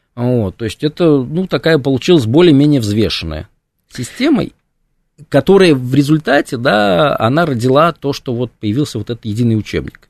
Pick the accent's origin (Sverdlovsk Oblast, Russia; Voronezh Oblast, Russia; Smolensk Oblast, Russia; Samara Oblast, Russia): Samara Oblast, Russia; Samara; закончил школу, да, я хотел поступать в, ну, в нашем, в моем городе, да, в Самаре было два исторических факультета